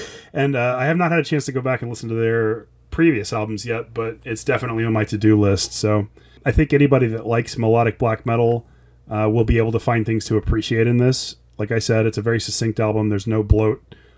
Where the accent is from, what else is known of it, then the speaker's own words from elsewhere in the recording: Texas, United States; I grew up in America where they only teach you about American history and Texas history.